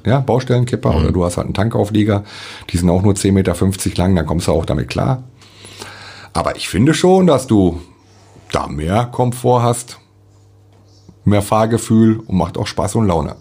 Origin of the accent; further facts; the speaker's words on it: Dortmund, North Rhine-Westphalia, Germany; moved away as an adult; also born or lived in Cottbus; now in Krieschow, Germany; ich bin im Ruhrpott groß geworden in Dortmund